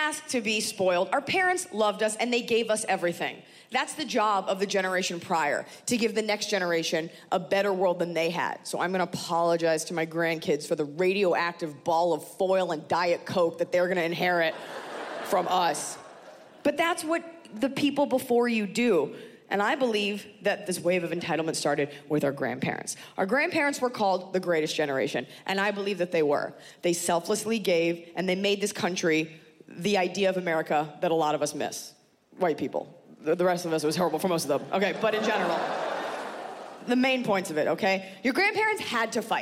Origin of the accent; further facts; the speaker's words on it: United States; I am very proud to be an American